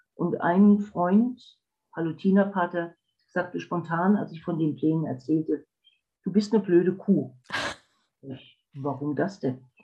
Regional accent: Wiesbaden, Hesse, Germany; moved away; also born or lived in Black Forest; Ich bin in Wiesbaden aufgewachsen

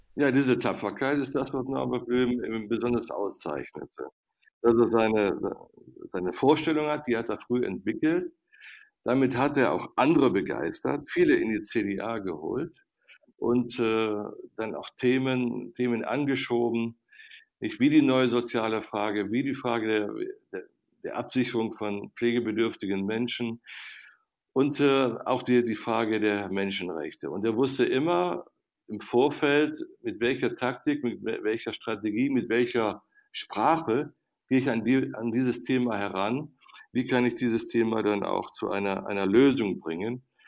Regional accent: Viersen district, North Rhine-Westphalia, Germany; in meiner Heimat am Niederrhein im Kreis Viersen

